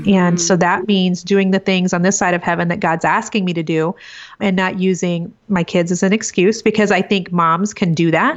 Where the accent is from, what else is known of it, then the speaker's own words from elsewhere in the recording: Iowa, United States; now in Kansas City, United States; I'm actually originally from a little tiny small farming community in Iowa, but um, live in Kansas City with my husband of 22 years